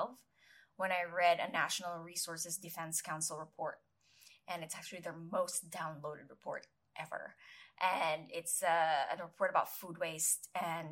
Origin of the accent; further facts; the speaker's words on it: Philippines; moved away as an adult; also born or lived in New York City; I was growing up in the Philippines